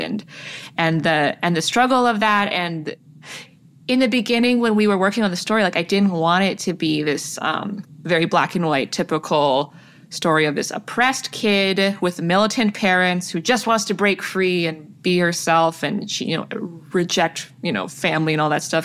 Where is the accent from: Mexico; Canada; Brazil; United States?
Canada; Toronto, Ontario; all of the South Asians that I grew up with in Toronto